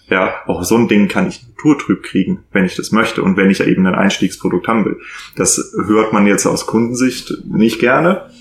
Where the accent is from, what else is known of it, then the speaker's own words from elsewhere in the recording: Northern Germany, Germany; Winzer gelernt, aber als Norddeutscher.